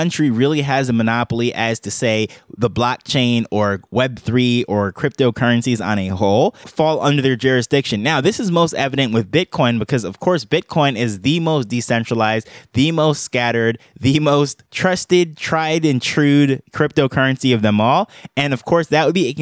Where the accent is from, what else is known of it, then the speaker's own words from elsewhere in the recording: New York, United States; now in Jamaica; I'm from New York, I live in Jamaica